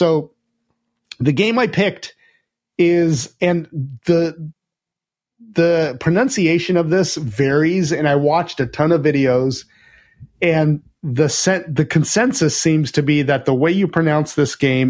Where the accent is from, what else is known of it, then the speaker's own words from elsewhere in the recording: United States; Well, I mean, I'm American, so I want, like, I want guns and, like, grenades and all sorts of stuff